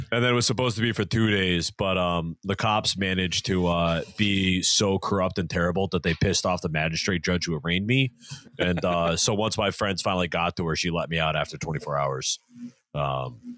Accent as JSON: {"language": "English", "region": "Massachusetts", "country": "United States", "tie": "born or raised there", "said": "my hometown was so Catholic that there were two different parishes."}